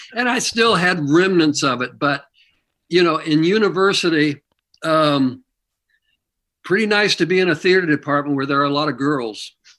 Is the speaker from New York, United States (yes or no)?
no; Kansas City, Missouri, United States; moved away; I grew up in Missouri.